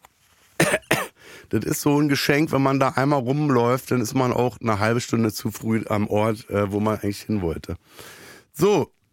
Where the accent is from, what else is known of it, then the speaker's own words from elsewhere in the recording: Berlin, Germany; ich bin im Gesundbrunnen groß geworden.